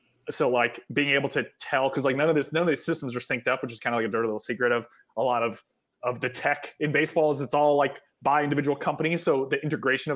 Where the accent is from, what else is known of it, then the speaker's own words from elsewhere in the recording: Connecticut, United States; I'm from Connecticut